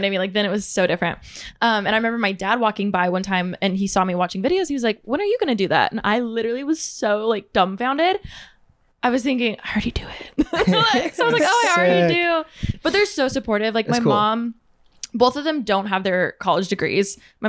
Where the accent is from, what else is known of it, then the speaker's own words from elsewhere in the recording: Moreno Valley, California, United States; Moreno Valley, California.